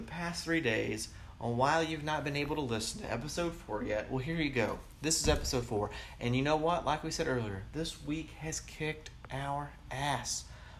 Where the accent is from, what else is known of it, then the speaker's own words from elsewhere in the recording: Tennessee, United States; I grew up in the South. I grew up in Tennessee